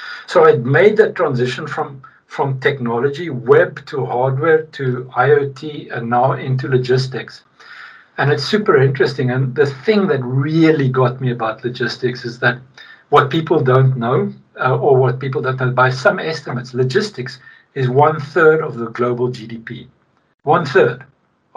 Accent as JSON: {"language": "English", "country": "South Africa", "moved": "yes", "lives_now": "Sweden", "said": "I'm from Sweden now. I mean, I'm from South Africa originally, but I'm Swedish now"}